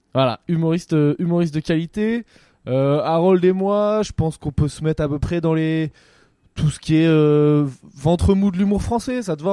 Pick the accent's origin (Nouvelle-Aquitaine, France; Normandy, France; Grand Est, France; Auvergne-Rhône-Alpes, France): Nouvelle-Aquitaine, France; Poitiers; je viens de Poitiers